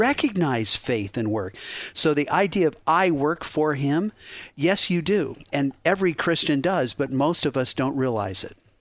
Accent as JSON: {"language": "English", "town": "Boulder", "region": "Colorado", "country": "United States", "tie": "born or raised there", "moved": "yes", "lives_now": "Cincinnati, United States", "said": "I grew up in Boulder, Colorado, a real scenic place, but a very secular household."}